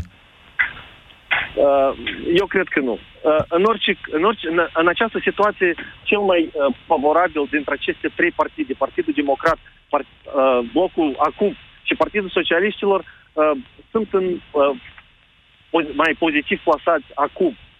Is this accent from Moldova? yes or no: yes; Moldova; eu sunt din Republica Moldova